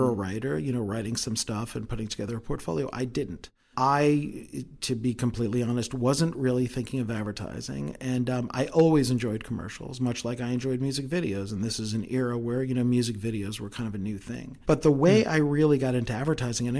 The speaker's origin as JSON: {"language": "English", "region": "New York", "country": "United States", "moved": "yes", "said": "I'm from New York originally"}